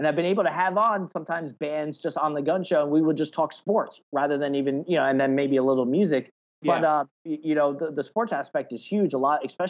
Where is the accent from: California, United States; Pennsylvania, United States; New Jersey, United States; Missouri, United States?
New Jersey, United States; especially growing up in New Jersey with … and … in the … and … and ….